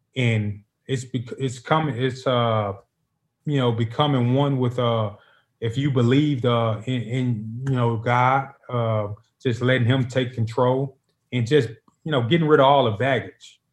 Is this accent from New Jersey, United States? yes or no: no; Memphis, Tennessee, United States; moved away as an adult; now in Nashville, United States; I'm from Memphis, right down the road